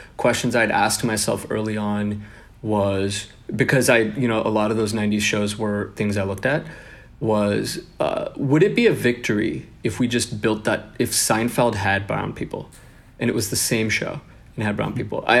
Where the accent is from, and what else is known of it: Seattle, Washington, United States; born or raised there; also born or lived in Bangalore, India / Kerala, India